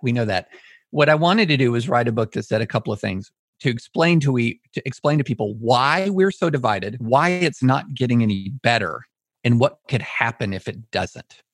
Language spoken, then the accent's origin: English; Auburn, Alabama, United States; also born or lived in Greater Nashville; now in Nashville, United States; I was born in Auburn